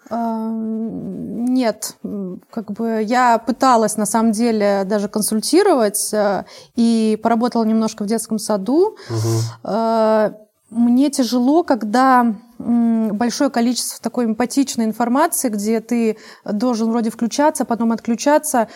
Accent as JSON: {"language": "Russian", "region": "Saint Petersburg", "country": "Russia", "tie": "born or raised there", "said": "я родилась в Ленинграде"}